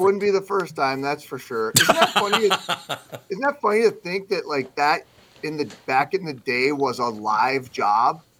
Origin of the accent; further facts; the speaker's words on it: South Dakota, United States; moved away; I grew up primarily in South Dakota